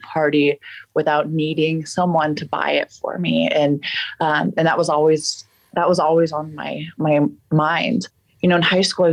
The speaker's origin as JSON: {"language": "English", "region": "Colorado", "country": "United States", "tie": "born or raised there", "also_born_or_lived": "Texas", "said": "I was born in Texas, but I've lived in Colorado most of my life"}